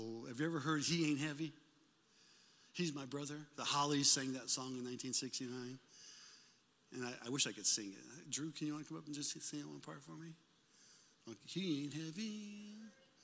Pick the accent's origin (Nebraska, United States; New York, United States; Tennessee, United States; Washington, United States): Nebraska, United States; Omaha; Jane and I, we grew up in Omaha, Nebraska